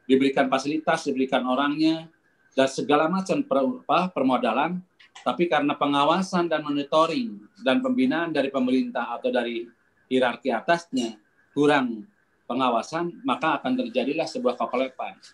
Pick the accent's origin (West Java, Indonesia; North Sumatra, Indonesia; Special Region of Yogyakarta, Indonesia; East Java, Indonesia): West Java, Indonesia; Bandung; Saya setuju ke Pak Kiai, saya dari Bandung Pak Kiai